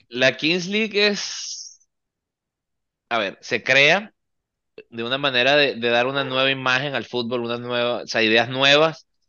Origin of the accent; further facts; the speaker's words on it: Venezuela; now in Miami, United States; somos venezolanos